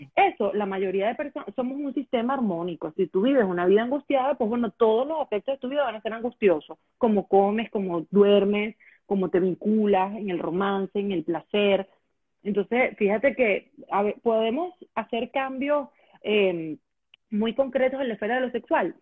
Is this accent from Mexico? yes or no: no; Venezuela; moved away as an adult; yo tengo ocho años fuera de Venezuela y yo creería que los ocho años anteriores o diez años anteriores estuve, sí, claro, hasta que me, hasta que salí de Venezuela estuve dedicada al tema de la radio